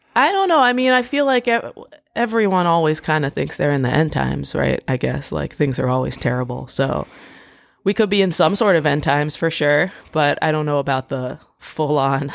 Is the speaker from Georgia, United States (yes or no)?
no; D.C. area, Maryland, United States; moved away; also born or lived in Washington, D.C.; I grew up in the D C area. I, I grew up in Maryland. Um, I went to high school in D C